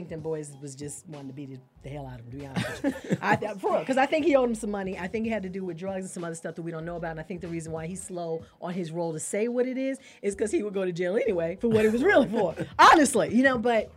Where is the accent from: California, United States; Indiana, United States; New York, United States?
New York, United States; I am from New York